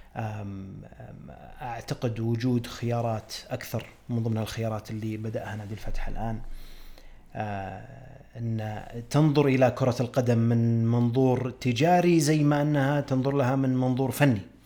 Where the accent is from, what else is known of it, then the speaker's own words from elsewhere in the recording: Saudi Arabia; عندنا في السعودية